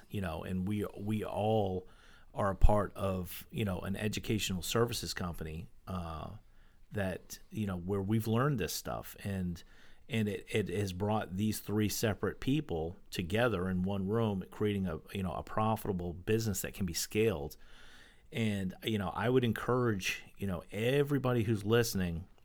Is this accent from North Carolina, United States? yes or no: no; Maine, United States; yeah, I mean, I grew up right next